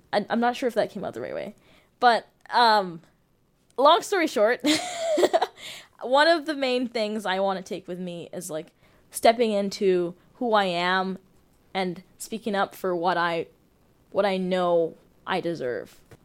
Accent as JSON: {"language": "English", "town": "Toronto", "region": "Ontario", "country": "Canada", "tie": "born or raised there", "also_born_or_lived": "Uganda / Ottawa", "moved": "as an adult", "lives_now": "Abbotsford, Canada", "said": "I was born in Uganda, grew up in Toronto most of my life."}